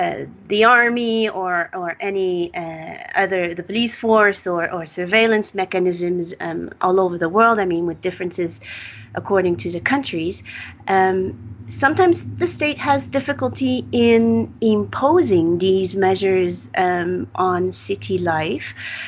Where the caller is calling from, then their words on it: Mexico City, Mexico; So I'm speaking here from Mexico City, where there's half the population living, vending stuff on the street, food or other merchandise.